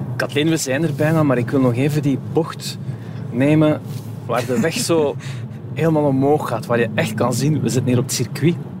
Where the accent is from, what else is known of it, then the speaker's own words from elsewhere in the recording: Flanders, Belgium; bij ons in Vlaanderen